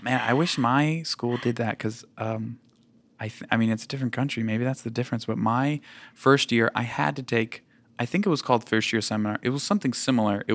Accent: United States; moved away; also born or lived in Louisiana / Connecticut; I grew up in Louisiana and Connecticut

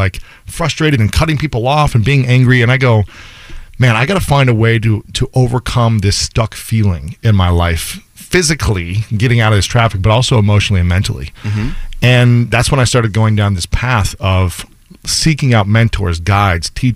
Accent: Ohio, United States; also born or lived in New York City; now in Los Angeles, United States; we're both from Ohio.

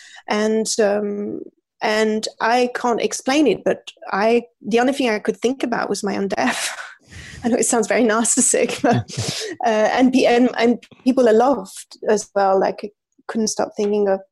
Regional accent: France; moved away as an adult; also born or lived in London, United Kingdom; now in Paris, France; I'm from France, and when I moved to England, I was 20 years old

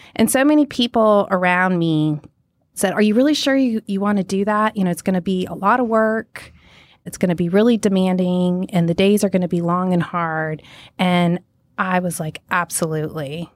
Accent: Minot, North Dakota, United States; also born or lived in Montana; I was born in Minot, North Dakota

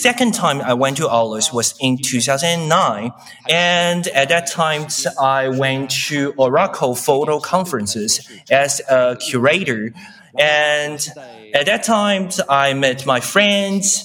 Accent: Fujian, China; moved away; the Alice landed in Fujian, my hometown

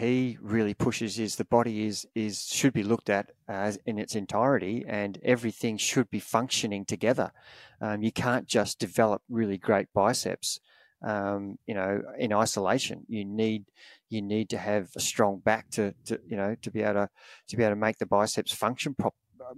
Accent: Australia; Growing up in Australia, we watch the Spring Classics

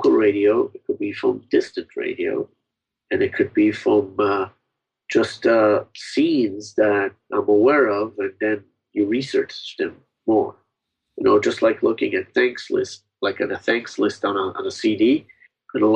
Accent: Israel; now in United States; I came from Israel, the music that we had in Israel was basically imported music

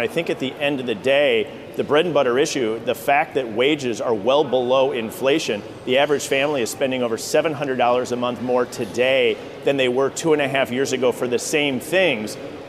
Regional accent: Janesville, Wisconsin, United States; Yeah, I was born and raised in Janesville, Wisconsin, where we had a UAW General Motors plant that would ultimately leave around 2010.

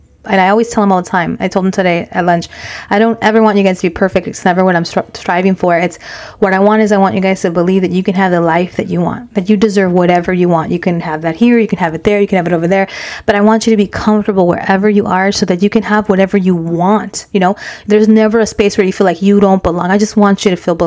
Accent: Inglewood, California, United States; we grew up in Inglewood

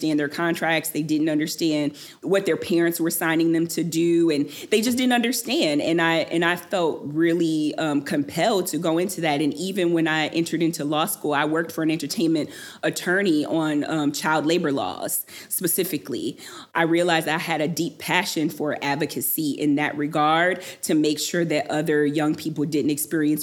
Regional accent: Detroit, Michigan, United States; I'm from Detroit, and so music was always such a really, really big part of my life and growing up

